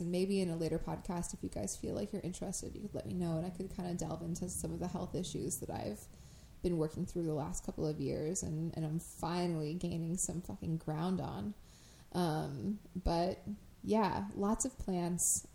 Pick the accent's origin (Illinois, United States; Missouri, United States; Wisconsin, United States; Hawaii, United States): Illinois, United States; Crystal Lake; the town that I grew up in in Crystal Lake